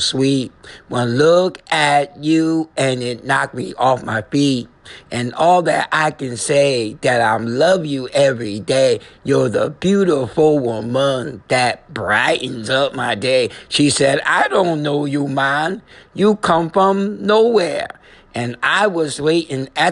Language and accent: English; New Haven, Connecticut, United States; I'm from Connecticut, New Haven, Handham region.